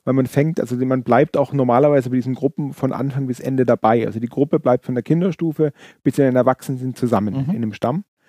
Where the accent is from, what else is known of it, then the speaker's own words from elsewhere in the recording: Allgäu, Bavaria, Germany; wir kommen aus dem Allgäu